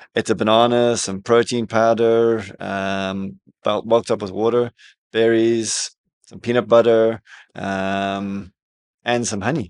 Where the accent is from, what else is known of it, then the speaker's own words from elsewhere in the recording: South Africa; now in Dubai, United Arab Emirates; growing up in South Africa